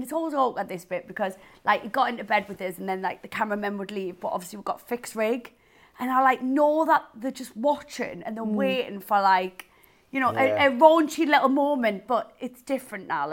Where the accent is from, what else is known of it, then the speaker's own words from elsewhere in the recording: Newcastle upon Tyne, North East England, United Kingdom; I'm, like, the loud Geordie girl.